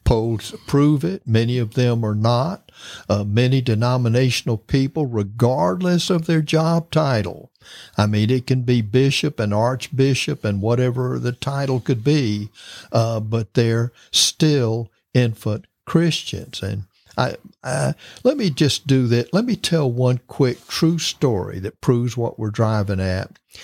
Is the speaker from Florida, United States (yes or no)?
yes; Florida, United States; I'm from Florida and I've lived through many hurricanes